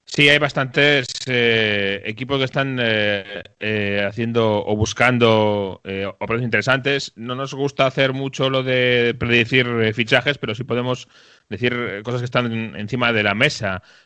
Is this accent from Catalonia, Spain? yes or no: no; Galicia, Spain; Que en Galicia estamos muy bien acostumbrados porque tenemos las rías